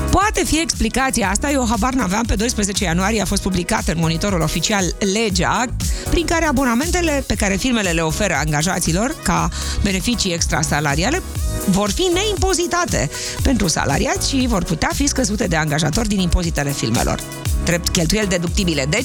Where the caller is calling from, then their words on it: Iași, Iași County, Romania; eu sunt … din Iași.